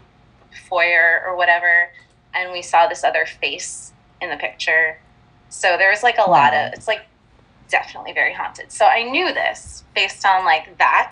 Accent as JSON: {"language": "English", "region": "New Jersey", "country": "United States", "tie": "born or raised there", "said": "So I grew up in North Jersey"}